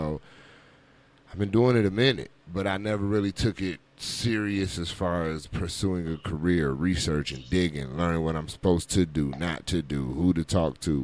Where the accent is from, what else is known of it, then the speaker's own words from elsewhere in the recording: Racine, Wisconsin, United States; moved away as an adult; I'm originally from Racine, Wisconsin. I ended up here about 13 years ago after I got out of the military.